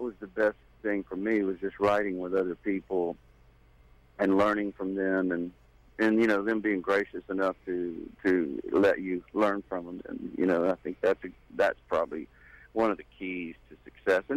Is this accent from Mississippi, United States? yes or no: yes; Gulf Coast, Mississippi, United States; moved away as an adult; also born or lived in Nashville, Tennessee; I grew up on the Gulf Coast down in Mississippi.